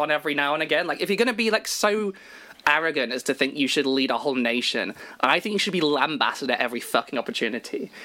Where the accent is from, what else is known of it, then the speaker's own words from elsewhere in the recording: Nottingham, East Midlands, United Kingdom; I'm from Nottingham